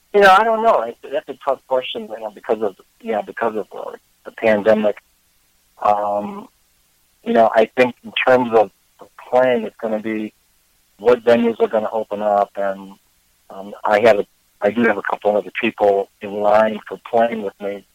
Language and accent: English; Chicago, Illinois, United States; moved away as an adult; also born or lived in Oregon / Vermont; I was born in Chicago. Um, lived here for most of my life